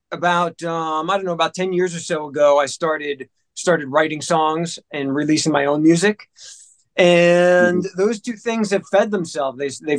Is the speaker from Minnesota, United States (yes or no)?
no; New Jersey, United States; also born or lived in Memphis; Before that, I was in Memphis. And then before that, I grew up in, I was born and raised in New Jersey, right outside of Manhattan.